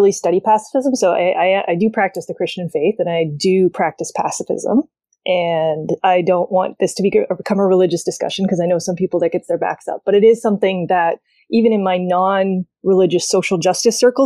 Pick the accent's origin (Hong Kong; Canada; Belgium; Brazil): Canada; also born or lived in Toronto; I am a Canadian. I live in Toronto